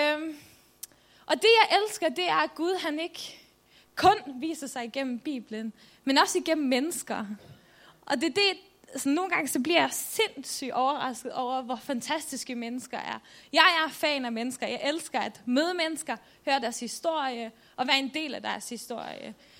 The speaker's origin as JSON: {"language": "Danish", "country": "Faroe Islands", "also_born_or_lived": "Jutland, Denmark", "moved": "yes", "lives_now": "Denmark", "said": "jeg kommer oprindeligt fra Færøerne, så I må bære over med min dejlige accent"}